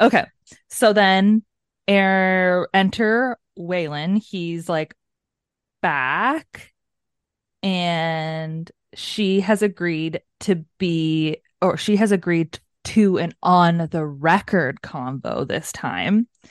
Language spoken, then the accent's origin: English; Canada; We're Canadian